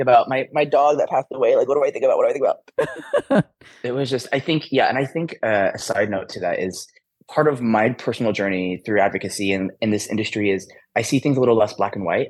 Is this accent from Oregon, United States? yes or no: no; Michigan, United States; I grew up in Michigan